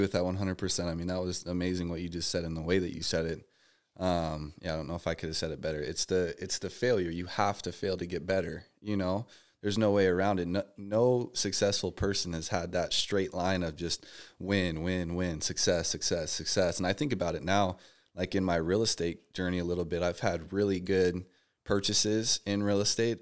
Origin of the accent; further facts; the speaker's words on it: Las Vegas, Nevada, United States; moved away as an adult; now in Texas, United States; I was born and raised out here in Vegas